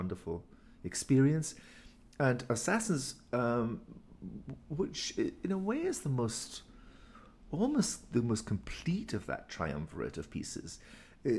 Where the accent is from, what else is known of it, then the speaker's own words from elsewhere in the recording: Inverness, Scotland, United Kingdom; moved away; I come from Inverness